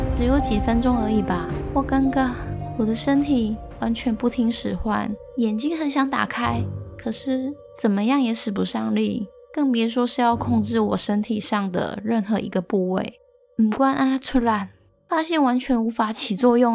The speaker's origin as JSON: {"language": "Chinese", "area": "Longshan Village", "region": "Chiayi County", "country": "Taiwan", "tie": "born or raised there", "said": "我老家的村庄叫了龙山村，而龙山村的一起跟房仔林大约有两百多户"}